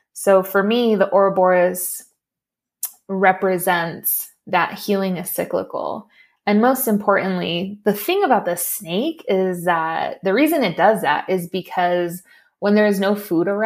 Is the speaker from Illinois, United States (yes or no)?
no; Los Angeles, California, United States; also born or lived in Torrance, California; I actually am a native to LA. I was born in Torrance, California, and then we moved pretty quickly into my childhood to a little pueblito